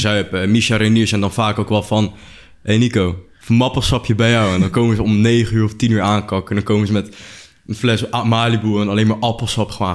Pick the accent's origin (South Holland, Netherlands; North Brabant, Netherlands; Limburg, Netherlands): South Holland, Netherlands; Noordwijk; ik kom uit, eigenlijk ik kom uit Noordwijk